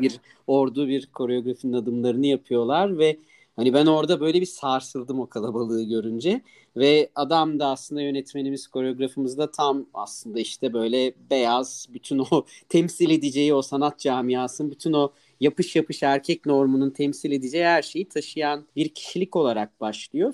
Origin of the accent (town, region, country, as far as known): Ankara, Turkey